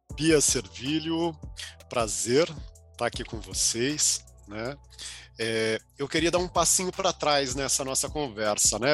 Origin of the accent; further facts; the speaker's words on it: ABC region, São Paulo, Brazil; Eu sou aqui do ABC